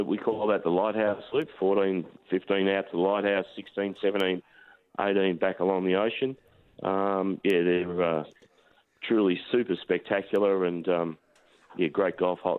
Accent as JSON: {"language": "English", "town": "Melbourne", "region": "Victoria", "country": "Australia", "tie": "born or raised there", "moved": "yes", "lives_now": "King Island, Australia", "said": "I grew up in Melbourne, still got a house in Rye on the Mornington Peninsula, but the freedom you've got down here is just fantastic."}